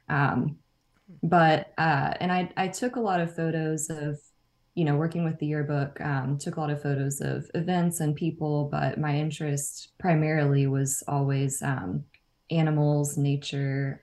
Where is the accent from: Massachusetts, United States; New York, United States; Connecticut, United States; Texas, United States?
Texas, United States; Nacogdoches; moved away as an adult; also born or lived in College Station, Texas; now in Austin, United States; I'm from Nacogdoches in East Texas